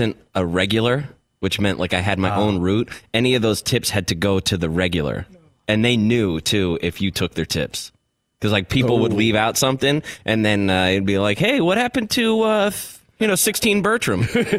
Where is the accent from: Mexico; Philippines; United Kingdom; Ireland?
Ireland; Especially as an Irish guy.